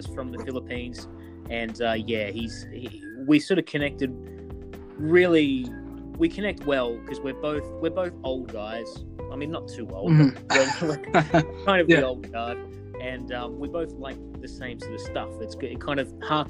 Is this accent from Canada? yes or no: no; Australia; accent: Hugh Jackman; from my accent, I'm from Australia.